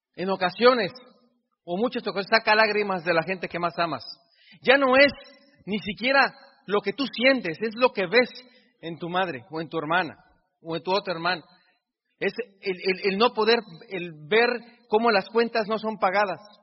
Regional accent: Mexico; yo soy tan mexicano como tú

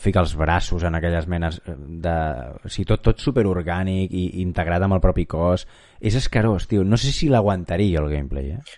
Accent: Catalonia, Spain; sóc ben català

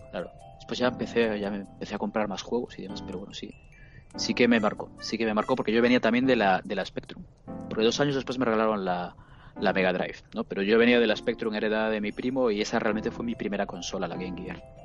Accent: Vigo, Galicia, Spain; soy de Vigo

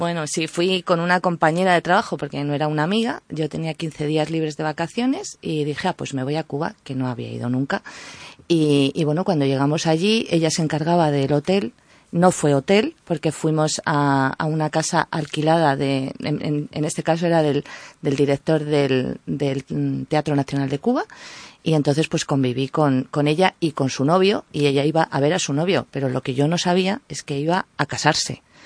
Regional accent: northern Palencia, Castile and León, Spain; yo soy palentina, del norte de Palencia, donde nieva, donde hay mucha montaña

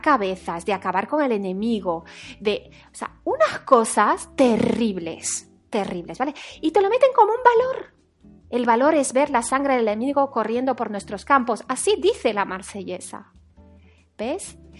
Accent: Paris, Île-de-France, France; now in Spain; yo nací en París, en Francia

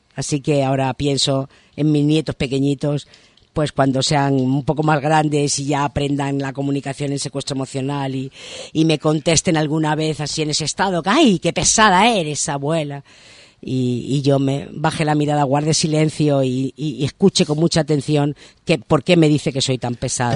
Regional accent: Madrid, Community of Madrid, Spain; now in Maspalomas, Spain; yo soy de Madrid

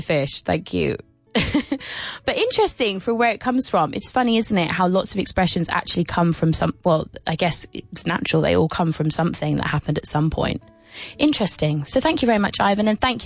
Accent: England, United Kingdom; I'm English

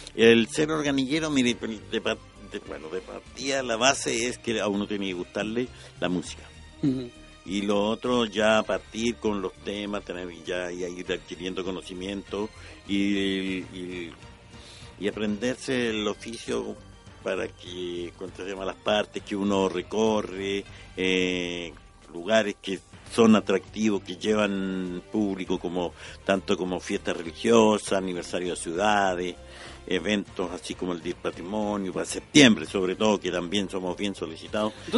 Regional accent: La Serena, Coquimbo, Chile; moved away; yo soy nací en La Serena

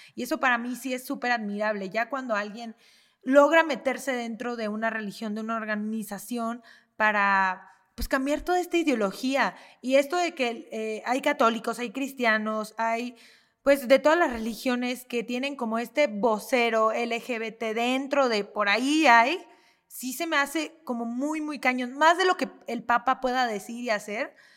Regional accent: Mexico; como mexicanos

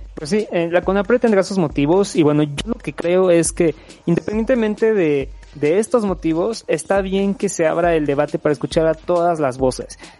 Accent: Mexico; como mexicanos

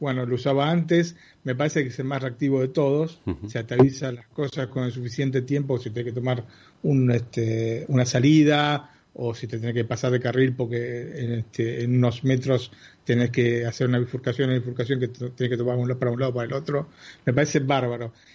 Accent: Argentina; una típica, familia italo argentina

